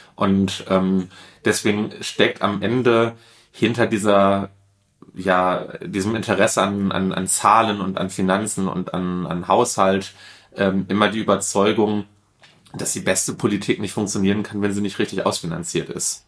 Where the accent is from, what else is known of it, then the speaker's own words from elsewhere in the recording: Duisburg, North Rhine-Westphalia, Germany; gebürtiger Duisburger, in Duisburg aufgewachsen, komme eigentlich aus einer ganz klassischen Ruhrgebietsfamilie